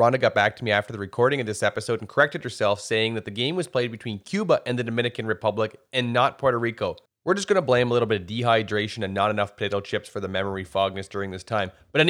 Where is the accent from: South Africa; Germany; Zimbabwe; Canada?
Canada; also born or lived in West Coast; We're from Canada.